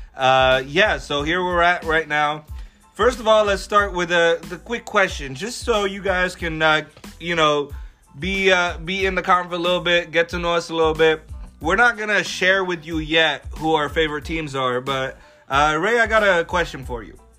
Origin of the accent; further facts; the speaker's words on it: Alexandria, Alexandria Governorate, Egypt; now in Los Angeles, United States; born and raised in Egypt, in the heart of Alexandria City